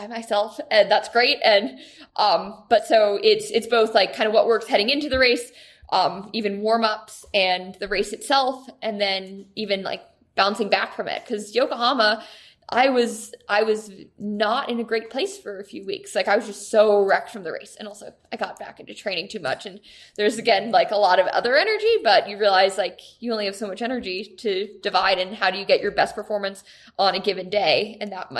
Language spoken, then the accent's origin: English; United States; I'm an American